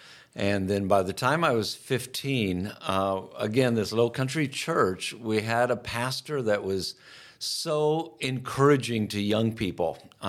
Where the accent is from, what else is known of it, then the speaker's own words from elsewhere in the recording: Iowa, United States; I grew up in Iowa, grew up on a farm.